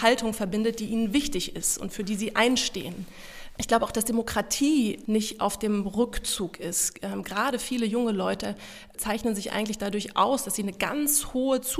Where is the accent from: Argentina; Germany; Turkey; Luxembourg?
Luxembourg; Ich bin in Luxemburg aufgewachsen. Es ist ein durch und durch europäisches, internationales Umfeld, ähm, das mich sehr geprägt hat